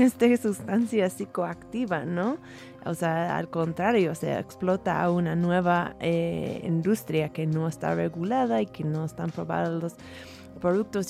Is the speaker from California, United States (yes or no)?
yes; San Francisco, California, United States; yo soy de San Francisco.